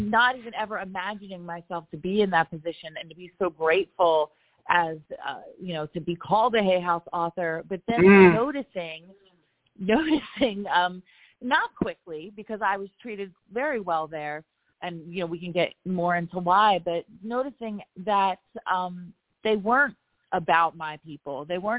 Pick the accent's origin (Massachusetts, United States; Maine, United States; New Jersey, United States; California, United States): New Jersey, United States; Roebling; the actual row house that I grew up in Roebling, New Jersey, where I had the most lovely neighbors, you know, a diverse, multi-ethnic immigrant community of people who really looked out for each other